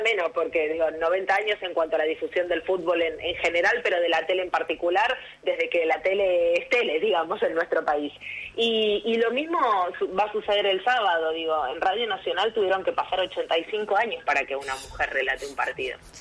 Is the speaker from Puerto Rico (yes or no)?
no; Argentina; el fútbol eh, forma parte de nuestra idiosincrasia como argentinos y argentinas